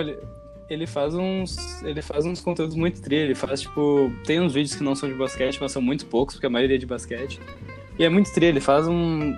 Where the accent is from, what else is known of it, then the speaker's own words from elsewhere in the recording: Brazil; a gente é brasileiro